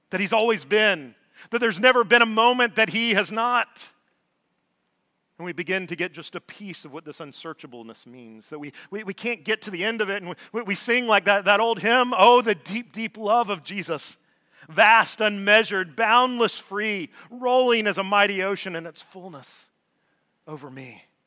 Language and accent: English; Georgia, United States; moved away as an adult; also born or lived in North Alabama; I was born and raised in Georgia.